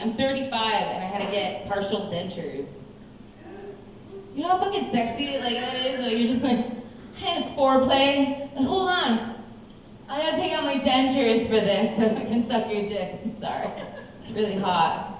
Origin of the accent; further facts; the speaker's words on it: the Bible Belt, United States; I grew up partly in the Bible Belt, but I only know half know about this.